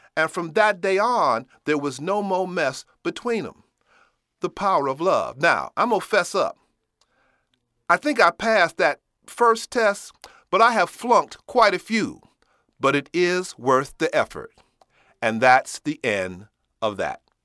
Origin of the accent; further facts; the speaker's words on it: Chicago, Illinois, United States; I'm from Chicago